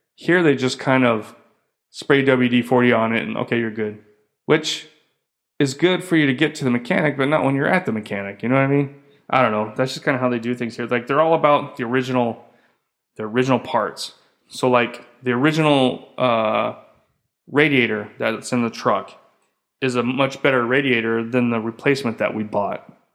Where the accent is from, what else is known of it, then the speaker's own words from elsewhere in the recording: United States; moved away as an adult; being American, three kids and stuff